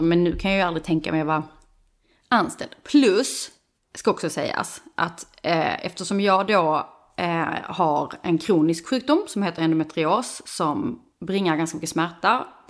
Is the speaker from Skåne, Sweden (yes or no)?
yes; Skåne, Sweden; moved away as an adult; also born or lived in Stockholm; now in Höllviken, Sweden; Jag kommer ju från Skåne men, vi, men inte från Höllviken.